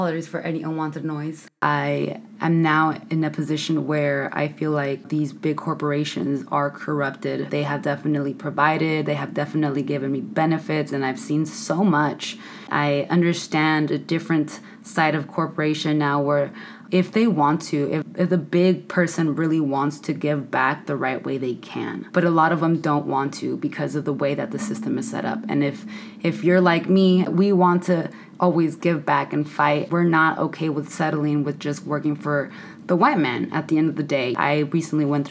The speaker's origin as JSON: {"language": "English", "town": "San Francisco", "region": "California", "country": "United States", "tie": "born or raised there", "moved": "as an adult", "said": "I come from San Francisco, the Mission District, 415 all the way, born and raised in the city."}